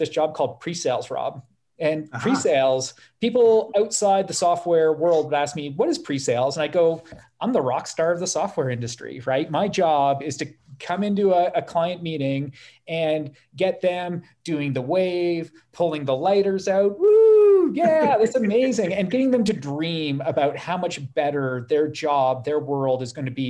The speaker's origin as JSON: {"language": "English", "country": "Canada", "said": "my first project was in Toronto, being Canadian"}